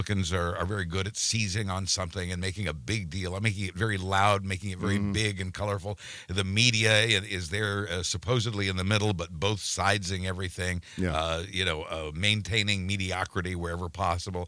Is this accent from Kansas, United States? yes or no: yes; Wichita, Kansas, United States; moved away as an adult; also born or lived in Washington, D.C.; now in Florida, United States; I left my hometown of Wichita